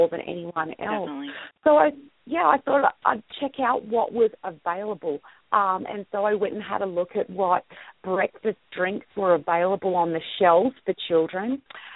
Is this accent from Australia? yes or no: yes; Sydney, New South Wales, Australia; moved away as an adult; now in Utah, United States; I grew up, I was born and raised in Sydney, Australia